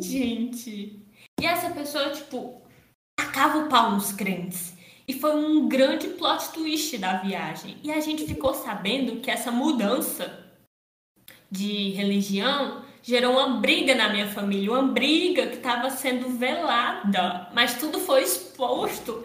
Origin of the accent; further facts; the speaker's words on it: Paracuru, Ceará, Brazil; eu sou de Paracuru, então eu e meu irmão a gente iria sair daqui de Paracuru